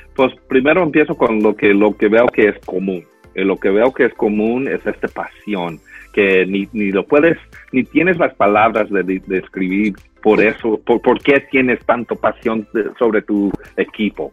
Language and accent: Spanish; San Jose, California, United States; also born or lived in Guadalajara, Mexico / Los Angeles; me, me, fui a, San José, y ahí realmente es donde viví casi toda mi familia, toda mi vida